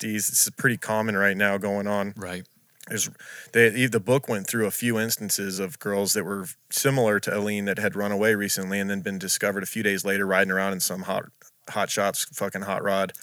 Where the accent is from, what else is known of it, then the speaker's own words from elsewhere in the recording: Las Vegas, Nevada, United States; moved away; growing up in Vegas